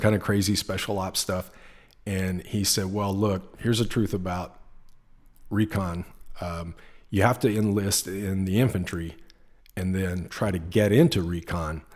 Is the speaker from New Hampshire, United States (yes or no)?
no; Lawton, Oklahoma, United States; moved away as an adult; also born or lived in Japan; now in California, United States; I grew up in Oklahoma